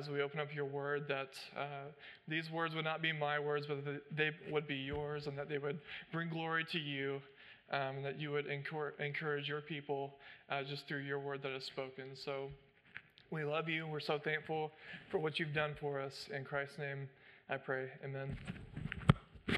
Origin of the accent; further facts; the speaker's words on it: United States; as American citizens